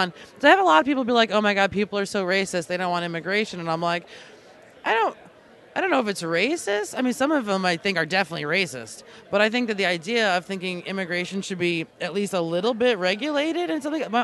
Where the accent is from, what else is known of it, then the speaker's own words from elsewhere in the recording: Long Island, New York, United States; also born or lived in Alaska; I'm from New York, or originally I'm from Long Island, and then I moved to Alaska because I didn't really like living in New York.